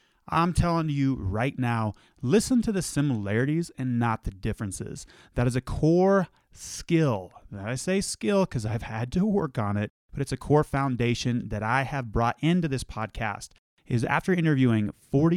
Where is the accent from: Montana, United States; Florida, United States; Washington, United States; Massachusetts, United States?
Montana, United States; Bozeman; my hometown, Bozeman, Montana